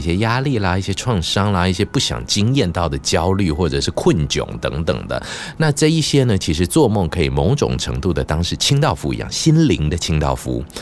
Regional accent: Pingtung County, Taiwan; now in Taipei, Taiwan; 我就回去我的老家，屏东老家扫墓

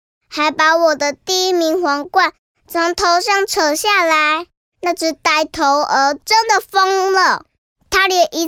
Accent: Taipei, Taiwan; 我来自台北。

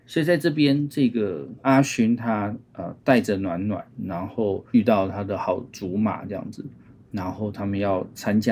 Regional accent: Zhongli, Taoyuan, Taiwan; also born or lived in Hsinchu; 所以我真的比较印象是在桃园，那叫桃园县啊。桃园县的，

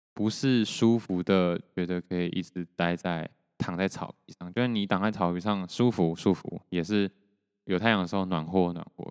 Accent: Taiwan; 然后我就说台湾

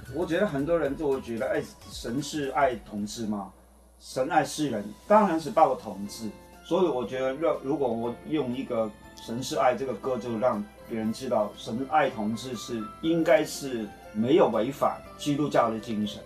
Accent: Hong Kong; moved away as an adult; also born or lived in Taiwan; now in Taipei, Taiwan; 我是，呃，现在同光长老教会的牧师，但是我原来是香港国人

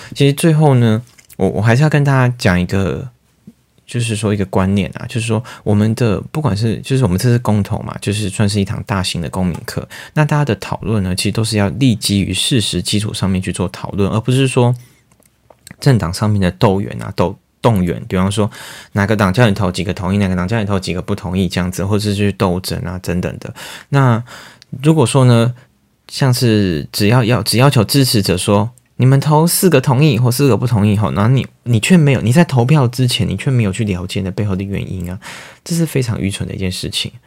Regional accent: Taiwan; 我们台湾人

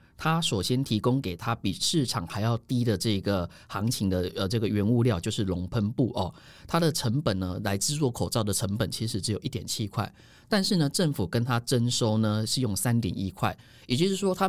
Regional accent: Taiwan; 你以为我们台湾人是随着说嘎走哎吼，

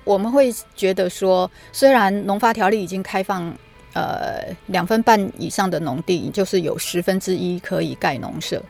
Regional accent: Yilan County, Taiwan; also born or lived in Lishan; 我们宜兰人

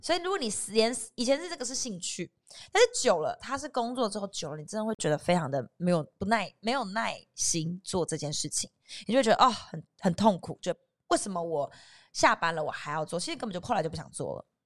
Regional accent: southern Taiwan, Taiwan; 因为我是南部人嘛

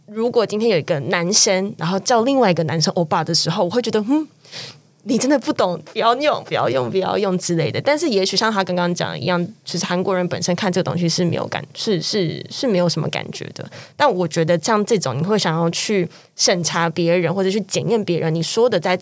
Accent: Taiwan; 但也许那是因为我可能是台湾人，我的母语就不是英语，也不是西班牙文，所以我觉得在阅读上面对我来说都是外文

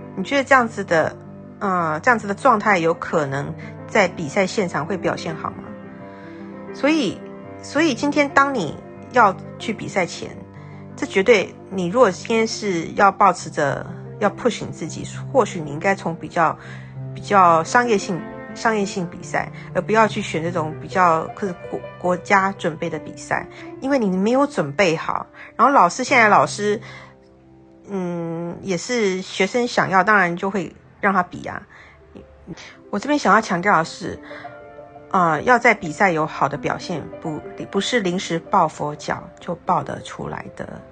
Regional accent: Tainan, Taiwan; 我是台南人嘛

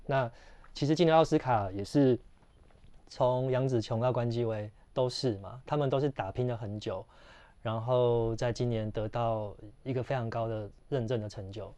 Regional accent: Taiwan; 其实我们是台湾人

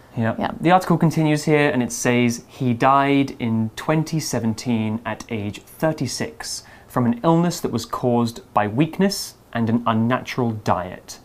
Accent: on the North Sea coast, England, United Kingdom; where I'm from uh, really? in, in England

